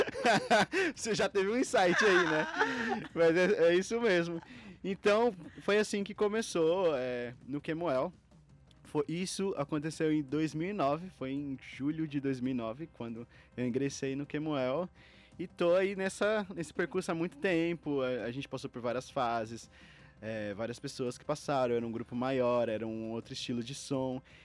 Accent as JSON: {"language": "Portuguese", "town": "Itapevi", "region": "São Paulo", "country": "Brazil", "said": "de onde eu vim, eu vim de Itapevi, de uma cidade mais é, humilde"}